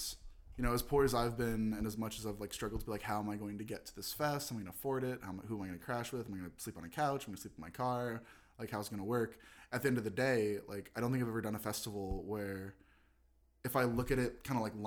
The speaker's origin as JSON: {"language": "English", "town": "Los Angeles", "region": "California", "country": "United States", "tie": "born or raised there", "said": "I'm born and raised in Los Angeles"}